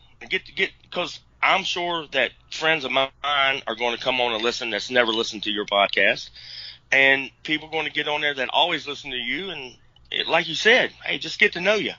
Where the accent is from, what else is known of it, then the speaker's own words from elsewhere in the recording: West Virginia, United States; now in Virginia, United States; I was born here in Virginia, but I spent most of my life in West Virginia. That's where I grew up.